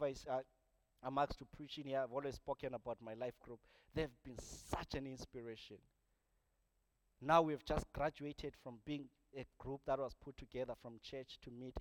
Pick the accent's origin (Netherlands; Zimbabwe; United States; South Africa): Zimbabwe; moved away as an adult; I come from Zimbabwe